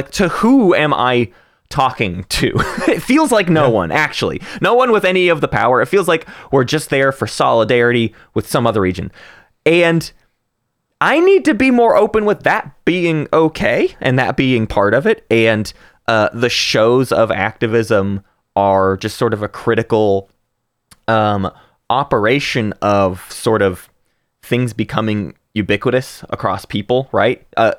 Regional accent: Arkansas, United States; you and I are from a pretty affluent area. We are from Northwest Arkansas. We are from the hometown of one of the largest company in the world

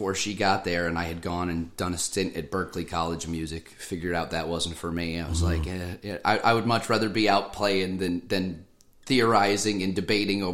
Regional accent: Hoosick Falls, New York, United States; little place called Hoosick Falls. We're about 45 minutes north of Albany

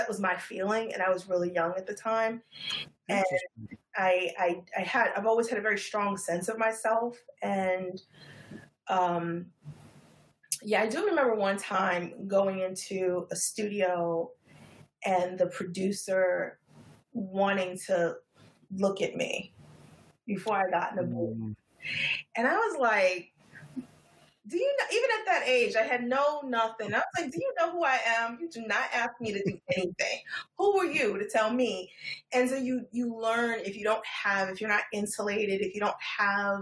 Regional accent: New York City, New York, United States; Born and bred. I'm a third generation Harlemite

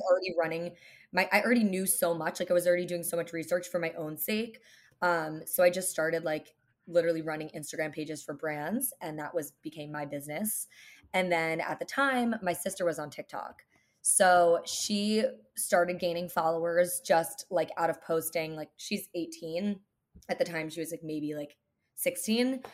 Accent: New Jersey, United States; now in New York City, United States; I grew up in New Jersey.

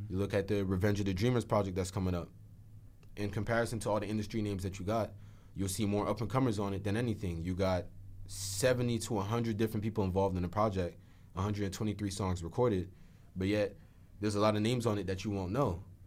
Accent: New Jersey, United States; being from here

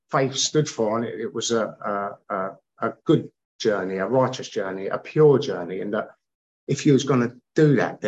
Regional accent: London, United Kingdom; I grew up with a lot of Irish people, a lot of travelling people that I grew up with around West London

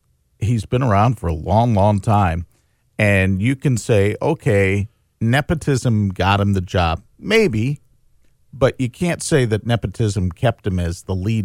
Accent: Elkhart, Indiana, United States; as somebody who was born and raised in Elkhart

